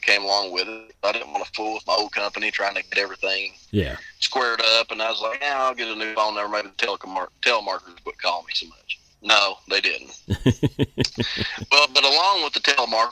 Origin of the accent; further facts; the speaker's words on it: Inez, Kentucky, United States; I'm from, Inez, Kentucky.